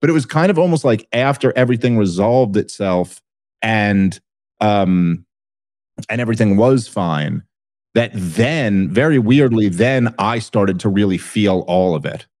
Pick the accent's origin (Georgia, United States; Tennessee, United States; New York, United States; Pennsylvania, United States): New York, United States; Brooklyn; I grew up in Brooklyn in the eighties and nineties